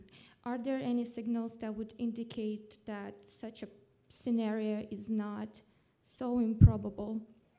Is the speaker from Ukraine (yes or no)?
yes; Eastern Ukraine, Ukraine; moved away; I'm from Ukraine, from Eastern Ukraine, and I'm a graduate student of International Relations in College Civitas in Warsaw.